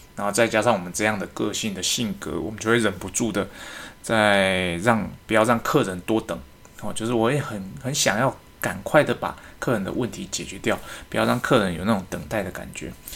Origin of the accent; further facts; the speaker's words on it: Taiwan; 我们是华人嘛，那我们台湾人